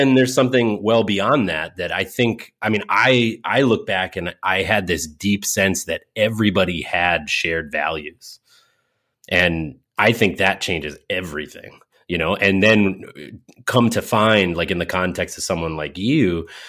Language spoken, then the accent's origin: English; Windsor, Connecticut, United States; I was born in Hartford, in a hospital in Hartford, Connecticut proper. I was raised in one town over, directly north of Hartford on the 91, as you Californians might say, Interstate 91, one exit out of Hartford in a town called Windsor, Connecticut